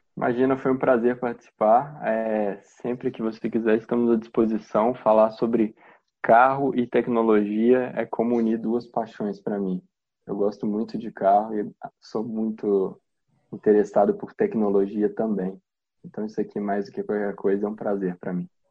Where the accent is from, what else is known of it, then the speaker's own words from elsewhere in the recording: Belo Horizonte, Minas Gerais, Brazil; moved away; eu sou de Belo Horizonte, minha mãe continua morando lá